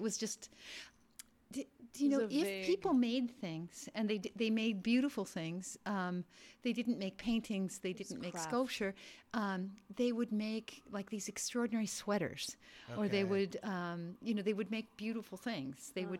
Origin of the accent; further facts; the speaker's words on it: Virginia, Minnesota, United States; moved away as an adult; now in Brooklyn, United States; I was born in Virginia, Minnesota. I went to Minneapolis College of Art and Design and Yale graduate school.